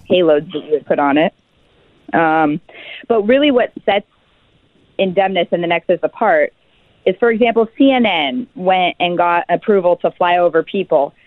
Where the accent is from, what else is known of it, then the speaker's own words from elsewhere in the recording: Alaska, United States; we're six founders from Alaska